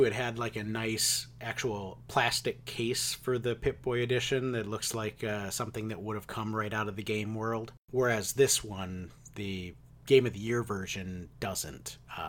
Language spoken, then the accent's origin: English; Wisconsin, United States; They were not common where I grew up in Wisconsin.